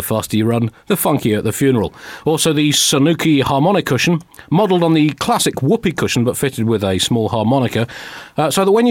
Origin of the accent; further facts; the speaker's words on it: London, United Kingdom; I was born nowhere near the vicinity of a cathedral in Hammersmith